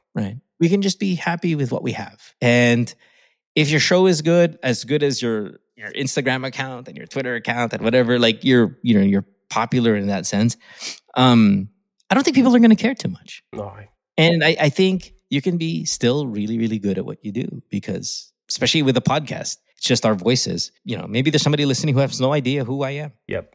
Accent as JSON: {"language": "English", "country": "Philippines", "tie": "born or raised there", "moved": "yes", "said": "Filipinos who who've grown up like me, grew up in the Philippines. I was raised in the Philippines"}